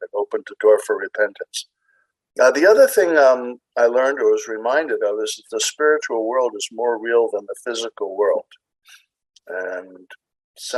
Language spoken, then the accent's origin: English; Maryland, United States; I'm from Maryland.